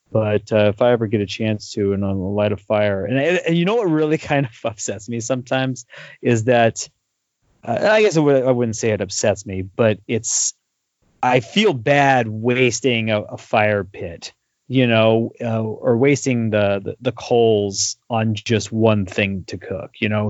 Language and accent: English; California, United States; I'm from California